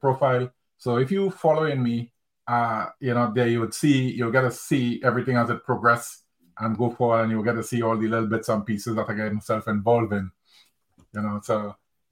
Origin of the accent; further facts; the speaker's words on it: Trinidad & Tobago; moved away as an adult; now in United Kingdom; I'm from Trinidad and Tobago, by the way. So after I moved from Trinidad and Tobago and came to the UK to live